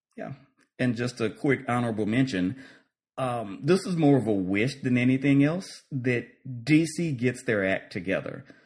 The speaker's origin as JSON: {"language": "English", "town": "Lake Charles", "region": "Louisiana", "country": "United States", "tie": "born or raised there", "moved": "yes", "said": "my hometown, Lake Charles"}